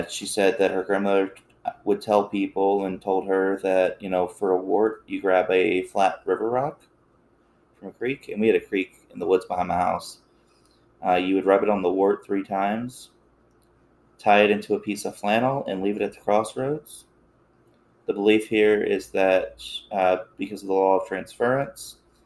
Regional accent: Appalachia, United States; I grew up in Appalachia

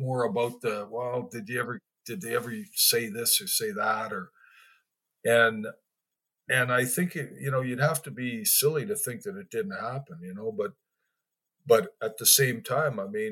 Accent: Winkler, Manitoba, Canada; also born or lived in Winnipeg, Manitoba / Morden, Manitoba; I grew up in a small town, Winkler, and my sister was adopted as well

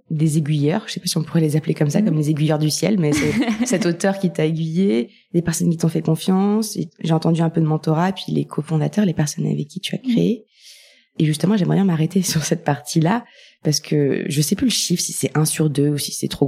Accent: Nantes, Pays de la Loire, France; j'ai grandi à Nantes, je confirme.

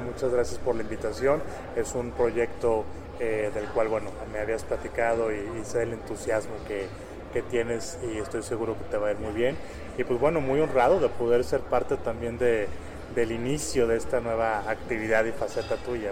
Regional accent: Monterrey, Nuevo León, Mexico; moved away as an adult; now in Mexico City, Mexico; yo soy originario de Monterrey

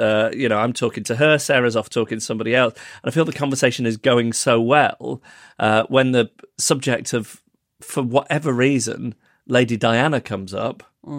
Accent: Manchester, North West England, United Kingdom; born there; at Withington Hospital, where incidentally I was born in Manchester

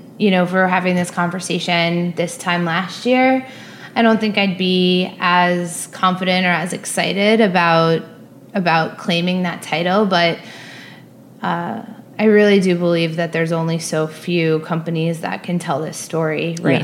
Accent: Baldwin, New York, United States; also born or lived in Manhattan, New York / Cobble Hill, Brooklyn; I grew up on Long Island with two very creative parents

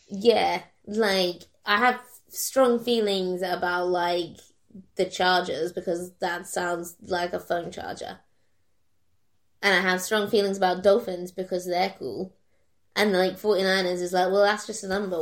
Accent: Kent, South East England, United Kingdom; moved away; originally we're from Kent

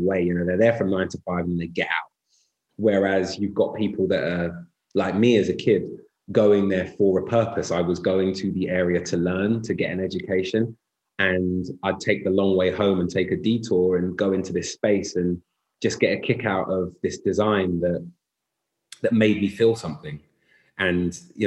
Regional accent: London, United Kingdom; I grew up in North London, in Islington

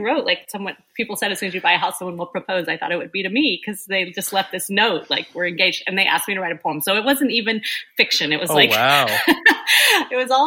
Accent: Oklahoma, United States; moved away; I grew up in Oklahoma

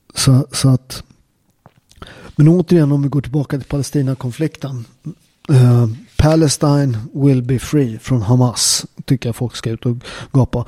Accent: Upplands Väsby, Stockholm County, Sweden; also born or lived in Naples, Italy; jag är från Upplands Väsby, en förort

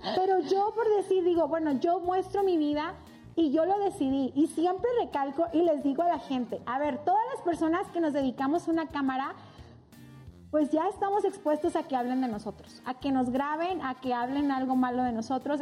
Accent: Ciudad Juárez, Chihuahua, Mexico; now in Mexico City, Mexico; Yo soy de Ciudad Juárez, Chihuahua. Soy norteña.

